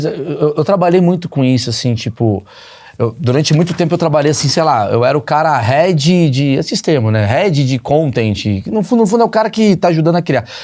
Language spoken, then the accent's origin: Portuguese; Rio de Janeiro, Brazil; Eu vim do Rio de Janeiro, eu não conheço.